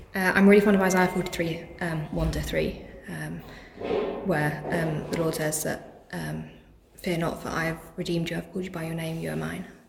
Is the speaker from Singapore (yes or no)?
no; Kent, South East England, United Kingdom; moved away as an adult; also born or lived in Liverpool; I'm from Kent